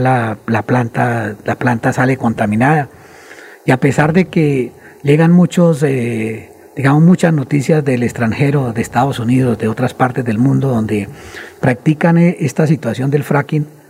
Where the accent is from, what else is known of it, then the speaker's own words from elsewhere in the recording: Colombia; somos los colombianos